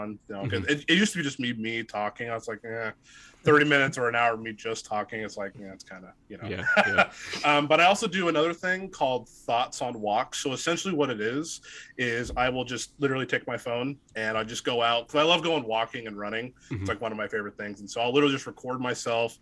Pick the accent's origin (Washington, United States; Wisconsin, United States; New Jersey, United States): Washington, United States; also born or lived in Oakland, California; I'm in Washington State, and so I grew up here